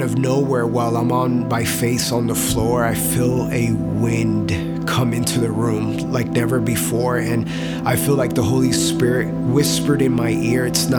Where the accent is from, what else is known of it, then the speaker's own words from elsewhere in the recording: Nuremberg, Bavaria, Germany; born there; I was born in Nuremberg, Germany, and my parents were actually from Puerto Rico